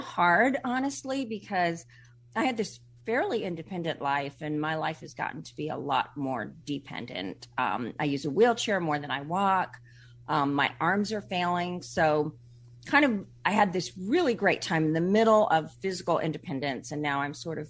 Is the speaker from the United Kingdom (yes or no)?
no; India; born there; Well, I was born in India, and when I was 3 months old, I contracted polio.